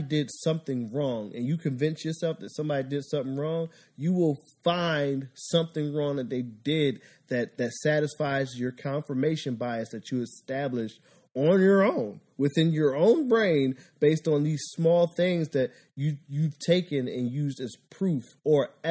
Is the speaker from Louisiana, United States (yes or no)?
no; Philadelphia, Pennsylvania, United States; moved away; I'm from Philadelphia